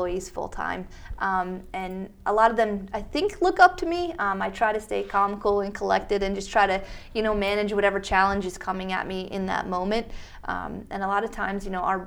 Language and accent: English; Berks County, Pennsylvania, United States; I was born and raised in Berks County.